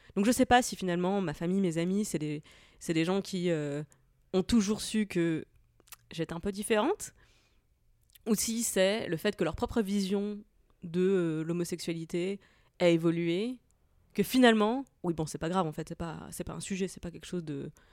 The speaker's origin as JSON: {"language": "French", "area": "Moselle", "region": "Grand Est", "country": "France", "tie": "born or raised there", "said": "J'ai grandi dans un tout petit village de la campagne de Moselle"}